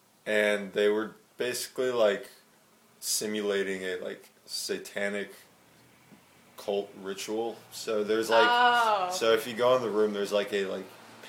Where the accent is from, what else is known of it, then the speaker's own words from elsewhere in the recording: Westchester, New York, United States; moved away; I'm from Westchester.